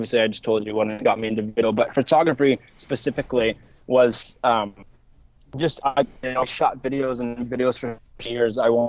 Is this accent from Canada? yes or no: yes; Ontario, Canada; we're from Ontario.